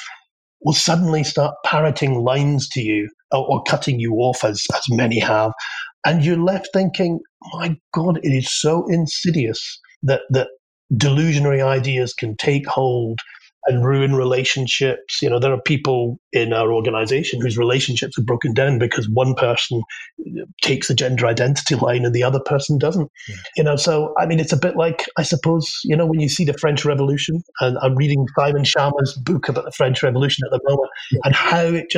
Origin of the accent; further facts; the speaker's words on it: Scotland, United Kingdom; I'm Scottish